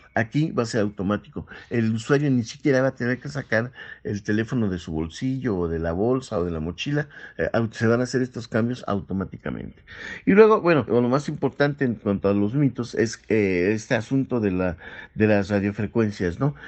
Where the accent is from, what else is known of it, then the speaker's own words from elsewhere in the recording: Mexico; nosotros como mexicanos